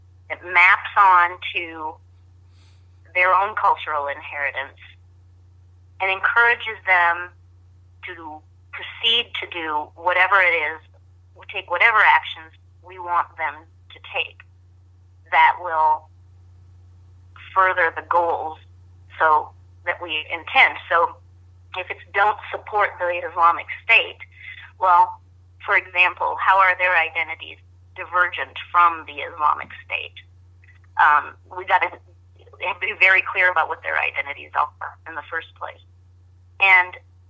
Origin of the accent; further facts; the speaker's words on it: United States; I'm speaking as an American